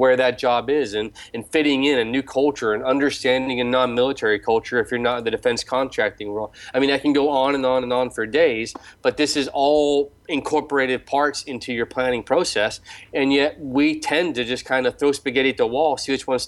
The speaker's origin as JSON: {"language": "English", "country": "United States", "moved": "yes", "said": "as an American"}